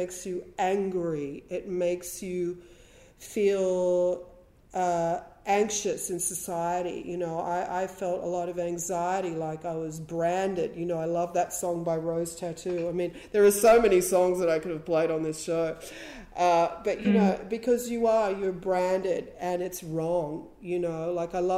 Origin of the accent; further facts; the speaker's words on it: Wollongong, New South Wales, Australia; also born or lived in Sydney / Heathcote; they moved into a house in Wollongong when I was a teenager.